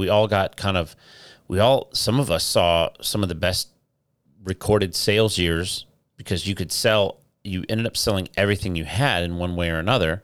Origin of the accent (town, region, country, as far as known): Midwest, United States; born or raised there; moved away